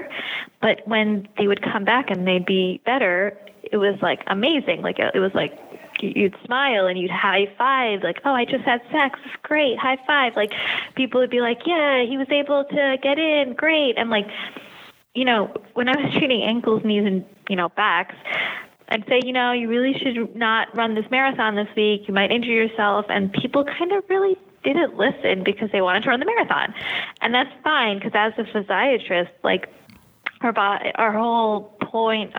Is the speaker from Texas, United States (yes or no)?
no; New York, United States; also born or lived in Long Island; I was born and raised in New York, have lived here my entire life